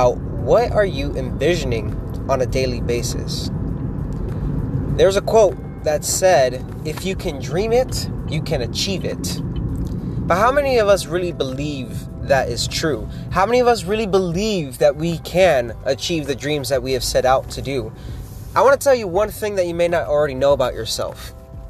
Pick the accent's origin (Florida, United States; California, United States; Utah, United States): Florida, United States; Miami; I was born in Miami, and that's nowhere near anything country